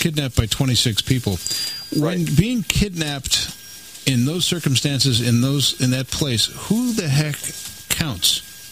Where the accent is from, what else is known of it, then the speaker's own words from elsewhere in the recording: Buffalo, New York, United States; I'm a disc jockey from Buffalo